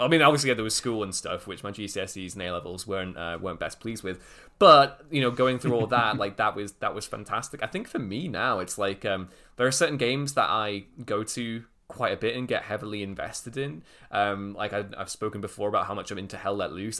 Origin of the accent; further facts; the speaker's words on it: Liverpool, North West England, United Kingdom; moved away; I'm originally from Liverpool, so I have a lot of mates back there.